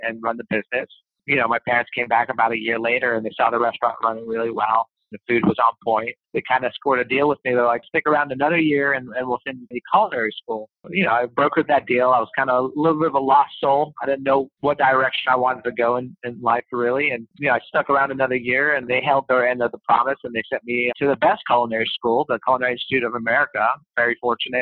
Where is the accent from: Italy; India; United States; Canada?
Canada; Montreal, Quebec; I come from Montreal